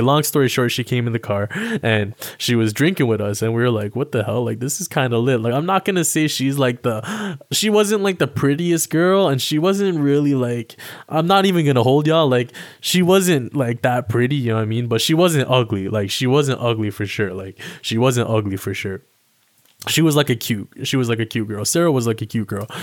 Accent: Toronto, Ontario, Canada; also born or lived in Alabama; I live in Toronto, Ontario, Canada. Um, stayed out here for most of my life. And, um, I was originally born in the States. I was born in Alabama. And then I moved up here with my family when I was, like, damn near three years old

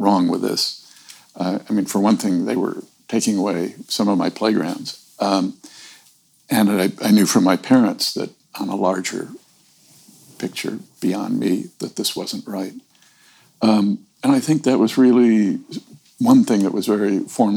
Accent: Gulf Coast of Florida, United States; growing up on the Gulf Coast of Florida, really on the coast

